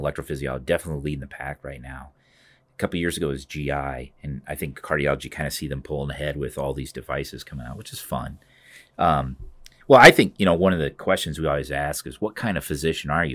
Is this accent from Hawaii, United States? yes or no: no; Cedar Rapids, Iowa, United States; also born or lived in Grinnell, Iowa; this is my hometown. I was born here at Saint Luke's